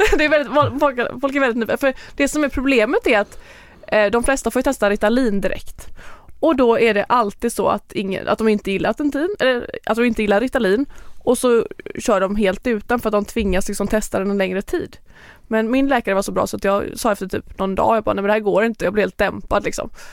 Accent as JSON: {"language": "Swedish", "town": "Lerum", "region": "Västra Götaland", "country": "Sweden", "tie": "born or raised there", "moved": "as an adult", "lives_now": "Marbella, Spain", "said": "där är jag uppvuxen och hela min familj och släkt bor där."}